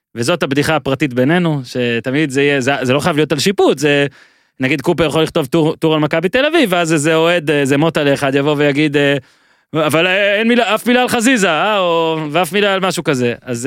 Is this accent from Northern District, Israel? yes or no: yes; Ben Ami, Northern District, Israel; כשערוץ הספורט הגיע אלינו, למושב בן עמי